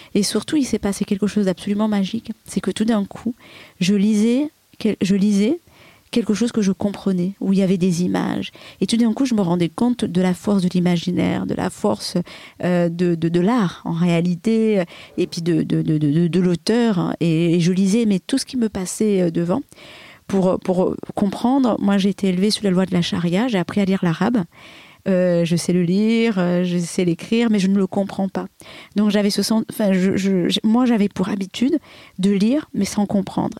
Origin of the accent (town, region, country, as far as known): Comoros; born or raised there